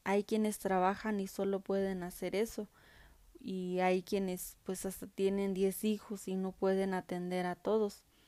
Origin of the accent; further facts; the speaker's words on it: Mexico; nuestra identidad como mexicanos